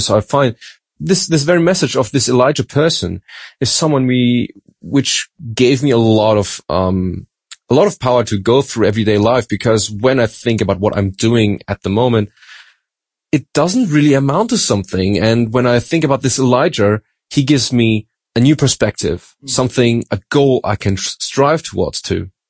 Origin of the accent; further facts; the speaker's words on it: Germany; also born or lived in Australia; I'm from Germany, but uh, my mom's from Madagascar